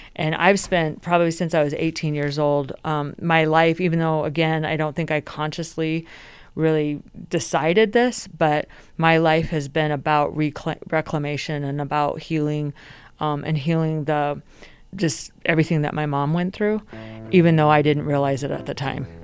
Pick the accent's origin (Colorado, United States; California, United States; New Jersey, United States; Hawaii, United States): Colorado, United States; Denver; also born or lived in Michigan; I actually grew up here in Denver, so even though I am originally from Michigan